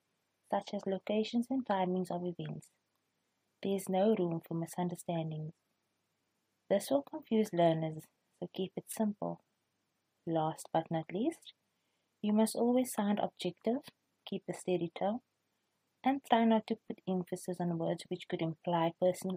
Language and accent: English; Cape Town, Western Cape, South Africa; I am from Cape Town